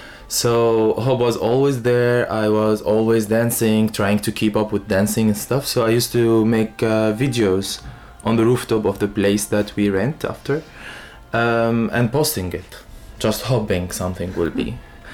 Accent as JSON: {"language": "English", "country": "Syria", "second_language": "English", "said": "But for me as Arabian person, like, you know, I'm a son of a desert. I'm from the Syrian desert. So I prefer the Arabian way of it because I am Arabian."}